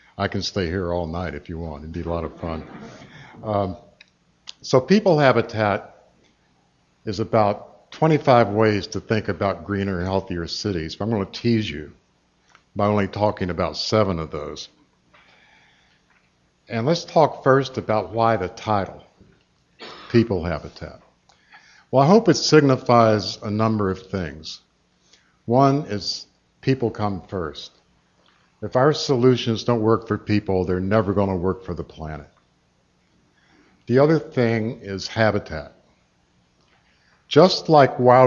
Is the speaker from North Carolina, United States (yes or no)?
yes; Asheville, North Carolina, United States; moved away; my hometown of Asheville was hardly without its merits